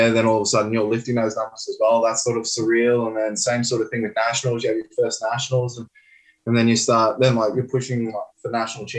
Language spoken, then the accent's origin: English; Brisbane, Queensland, Australia; growing up in Brisbane